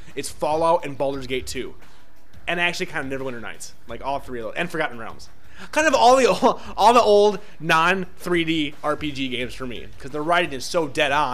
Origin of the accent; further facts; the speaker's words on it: Midwest, United States; I'm from the Midwest